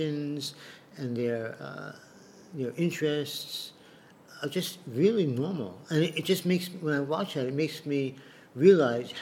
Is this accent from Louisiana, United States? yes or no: no; New York, United States; moved away as an adult; now in Chiang Mai, Thailand; I'm still a New Yorker very much